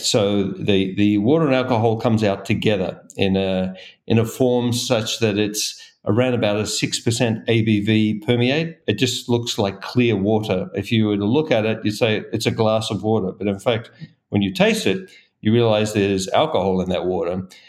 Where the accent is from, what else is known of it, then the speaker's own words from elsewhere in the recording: Australia; now in Golden, United States; I'm originally from Australia